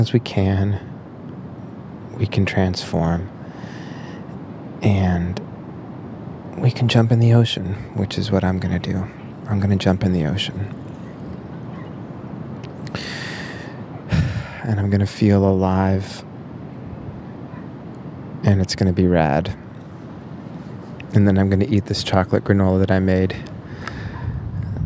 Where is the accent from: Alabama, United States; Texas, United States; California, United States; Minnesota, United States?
Minnesota, United States; moved away; my home state of Minnesota